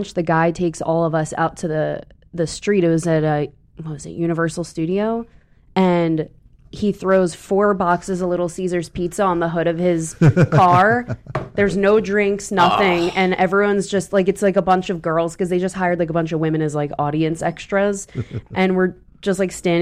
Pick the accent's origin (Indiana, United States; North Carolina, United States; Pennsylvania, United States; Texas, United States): Pennsylvania, United States; Philadelphia; moved away; I'm from Philly originally